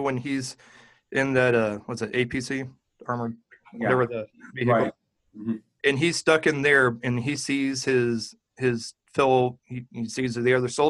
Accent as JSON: {"language": "English", "region": "Missouri", "country": "United States", "tie": "born or raised there", "moved": "yes", "said": "my home state in Missouri"}